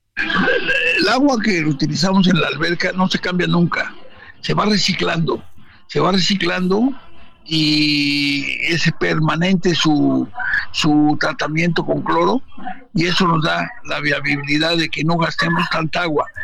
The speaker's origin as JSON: {"language": "Spanish", "country": "Mexico", "said": "nuestro país"}